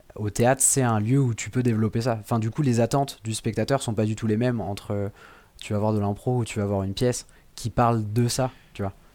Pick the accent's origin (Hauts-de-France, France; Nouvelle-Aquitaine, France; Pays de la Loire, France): Pays de la Loire, France; Le Poiré-sur-Vie; la commune où j'ai grandi quand j'étais petit, c'est au Poiré Survie.